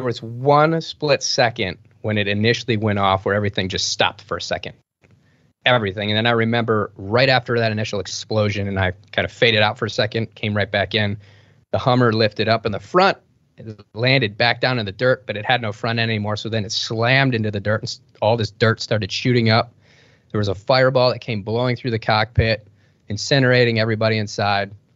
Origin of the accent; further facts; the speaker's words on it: Detroit, Michigan, United States; I grew up in Detroit, Michigan